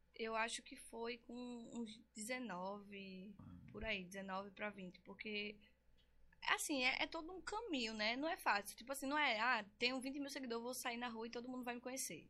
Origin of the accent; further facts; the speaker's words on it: Recife, Pernambuco, Brazil; Eu nasci aqui em Recife mesmo, sou conterrânea